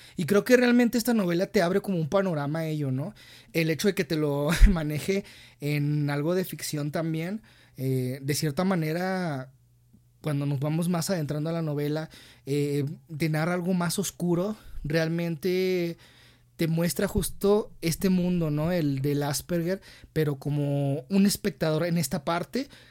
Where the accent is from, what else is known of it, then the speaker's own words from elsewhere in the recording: Mexico; como mexicanos